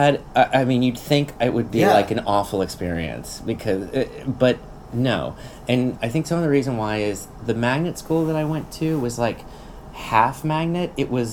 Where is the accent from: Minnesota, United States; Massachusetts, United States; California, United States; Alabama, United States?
Alabama, United States; Mobile; moved away; Okay, I was born and raised in Mobile, Alabama.